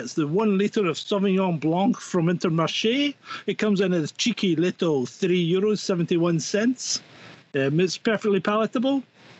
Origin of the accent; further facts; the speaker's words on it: Scotland, United Kingdom; now in France; I am a Scottish man in a van in the depths of rural France.